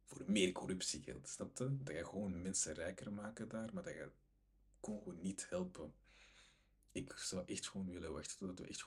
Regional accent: DR Congo; hij is naar Congo gegaan, ik ben zelf Congolees.

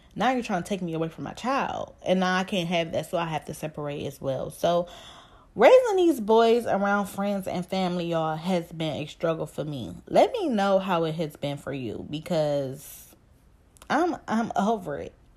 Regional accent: Cleveland, Ohio, United States; I'm from Cleveland, Ohio, and if you from Cleveland, I'm from down the way

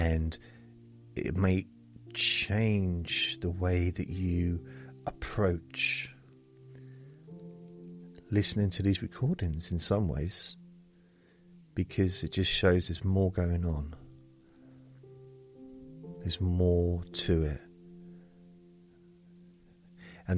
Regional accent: England, United Kingdom; I'm English

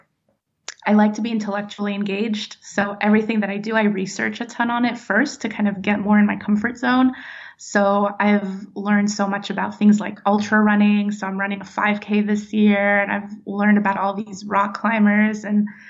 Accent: California, United States; also born or lived in Nashville, Tennessee; now in Florida, United States; I grew up in California and lived in Nashville for a long time

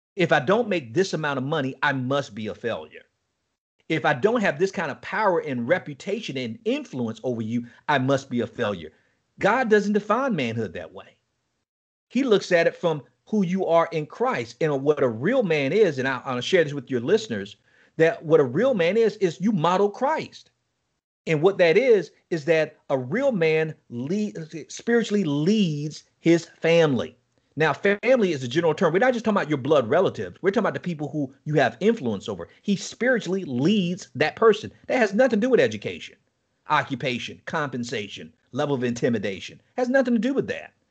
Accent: Miami, Florida, United States; moved away as an adult; also born or lived in Nassau, Bahamas; now in Chattanooga, United States; I'm from Miami, Florida. Um, I was born and raised in Miami

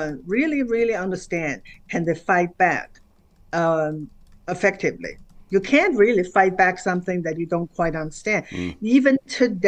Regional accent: China; moved away as an adult; now in United States; growing up in China and in the Cultural Revolution.

